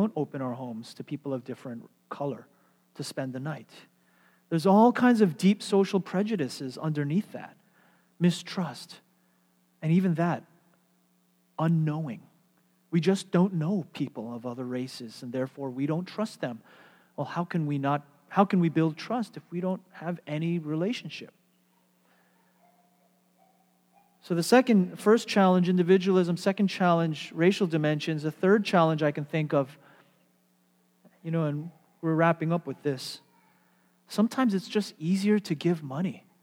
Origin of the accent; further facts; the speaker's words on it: United States; I'm Western. I'm American.